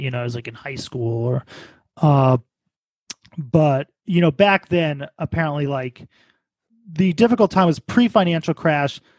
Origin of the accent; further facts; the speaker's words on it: New York City, New York, United States; also born or lived in Baltimore; I'm also originally from New York